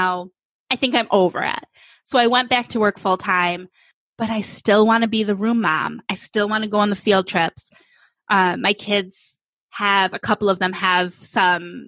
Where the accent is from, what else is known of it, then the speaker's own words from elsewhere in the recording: New York, United States; now in Phoenix, United States; I'm from New York State. We now though live in Phoenix